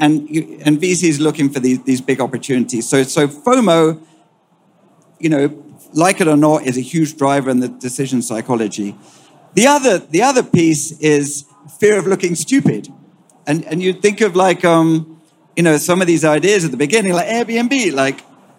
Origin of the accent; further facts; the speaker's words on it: United Kingdom; accent: British; moved away; also born or lived in United States; You can detect my accent, British by origin. So I spent half my life in Europe and half my life in the US.